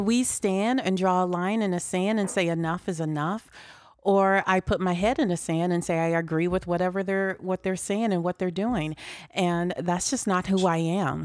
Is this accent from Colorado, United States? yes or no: no; Chicago, Illinois, United States; moved away as an adult; now in Des Moines, United States; I'm originally from Chicago, but I've lived in Des Moines for about thirty years.